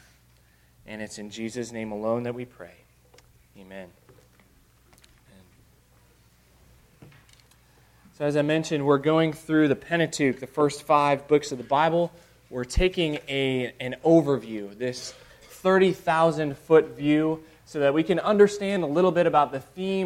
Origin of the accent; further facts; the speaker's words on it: Illinois, United States; now in Arkansas, United States; I'm a Yankee from Illinois